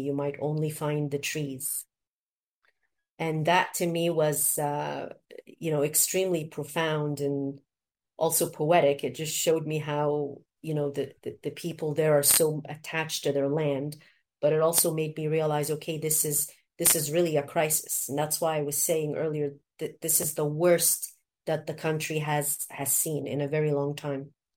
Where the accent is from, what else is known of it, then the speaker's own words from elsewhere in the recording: Canada; also born or lived in Egypt; now in South Sudan; growing up in Canada and also in Egypt